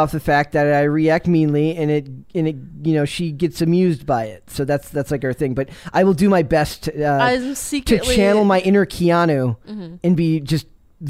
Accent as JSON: {"language": "English", "region": "Wisconsin", "country": "United States", "said": "I'm from Wisconsin."}